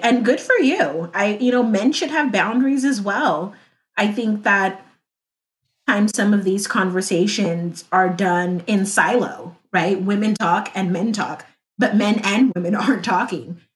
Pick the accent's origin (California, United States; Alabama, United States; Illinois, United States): California, United States; Compton; I am from Compton, California, uh, LA area, born